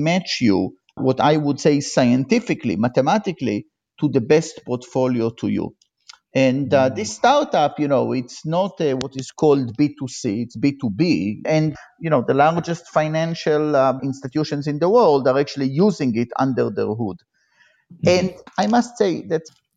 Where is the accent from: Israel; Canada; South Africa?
Israel; moved away as an adult; now in United States; I grew up in Israel, and I was, like all Israelis, I was in the military